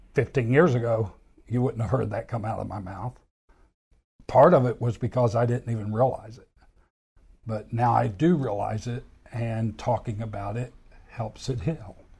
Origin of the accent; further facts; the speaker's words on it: Anchorage, Alaska, United States; I was born in Anchorage, Alaska